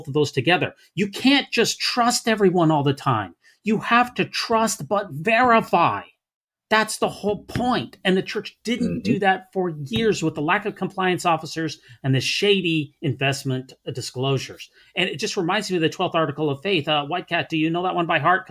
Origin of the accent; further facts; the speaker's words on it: Salt Lake City, Utah, United States; I grew up in Salt Lake City